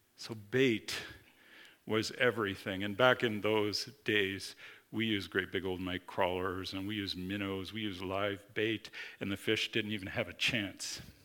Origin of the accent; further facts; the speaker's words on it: Minnesota, United States; I grew up in Minnesota, the land of ten thousand lakes